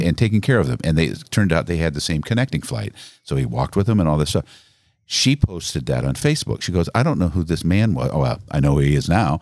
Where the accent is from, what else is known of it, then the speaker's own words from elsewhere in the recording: Pekin, Illinois, United States; Born in Pekin, Illinois